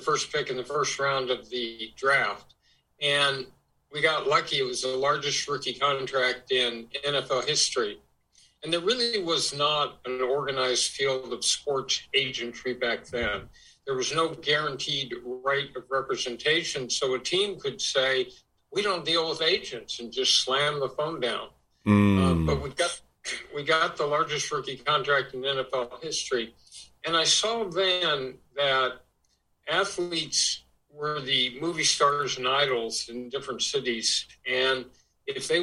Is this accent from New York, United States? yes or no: no; Los Angeles, California, United States; I grew up in Los Angeles, went a year to UCLA and then to UC Berkeley